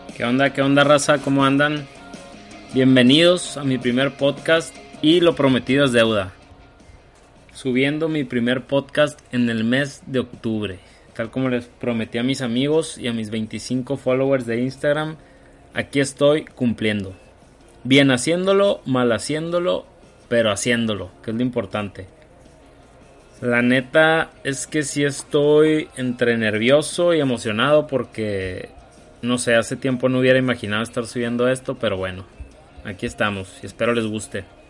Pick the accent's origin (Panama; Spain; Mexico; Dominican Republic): Mexico; Hermosillo, Sonora; soy originario de Hermosillo, Sonora. Aquí vivo, en México